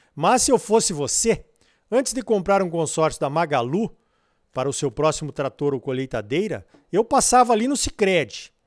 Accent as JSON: {"language": "Portuguese", "country": "Brazil"}